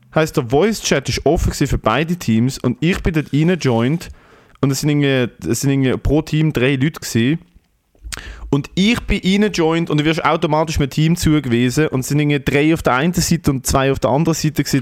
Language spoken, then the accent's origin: German; Switzerland; ich so mit 14, ich so, ja, ich komme aus der Schweiz